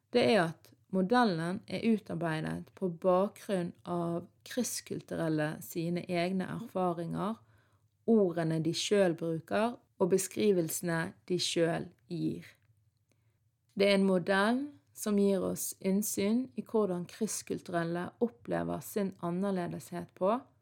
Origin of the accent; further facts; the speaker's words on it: Norway; ungdom som er født og oppvokst i Norge, men har foreldre fra andre land, sånn som meg sjøl